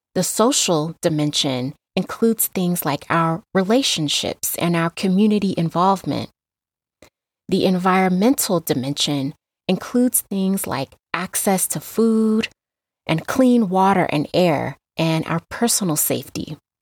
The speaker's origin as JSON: {"language": "English", "town": "Las Vegas", "region": "Nevada", "country": "United States", "tie": "born or raised there", "lives_now": "Reno, United States", "said": "I was raised in Las Vegas, Nevada, but I currently live in Reno, Nevada"}